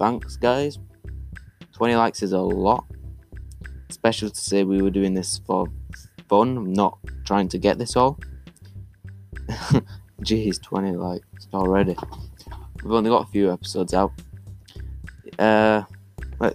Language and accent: English; Leeds, Yorkshire and the Humber, United Kingdom; born there; Leeds United, because I was born in Leeds.